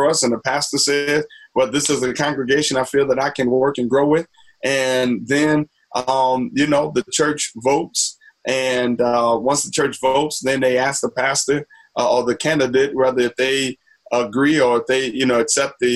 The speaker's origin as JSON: {"language": "English", "town": "New Orleans", "region": "Louisiana", "country": "United States", "tie": "born or raised there", "also_born_or_lived": "Princeton", "moved": "as an adult", "lives_now": "Asbury Park, United States", "said": "I'm from, born and raised in New Orleans, Louisiana."}